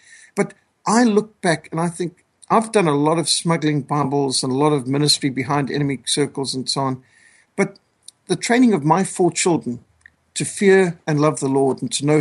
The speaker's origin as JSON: {"language": "English", "country": "Zimbabwe", "tie": "born or raised there", "also_born_or_lived": "South Africa", "moved": "yes"}